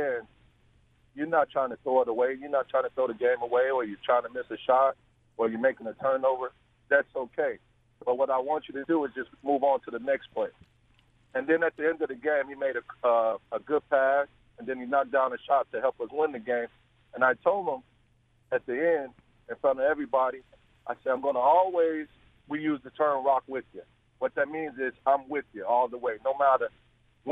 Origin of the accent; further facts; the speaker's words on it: Chicago, Illinois, United States; I'm from Chicago, the west side of Chicago